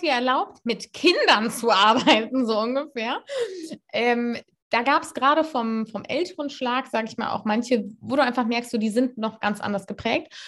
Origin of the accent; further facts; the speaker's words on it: Cologne, North Rhine-Westphalia, Germany; moved away as an adult; Ich bin aus Köln weggegangen, habe studiert